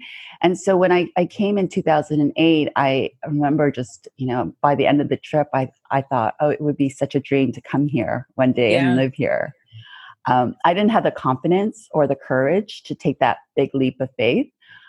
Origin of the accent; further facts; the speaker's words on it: Canada; I'm really proud to be Canadian. Mm-hmm. I love being Canadian, but I also love being Korean as well.